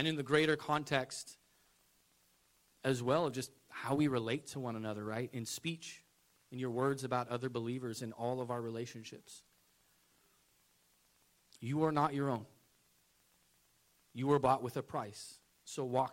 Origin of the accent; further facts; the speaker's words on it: United States; As an American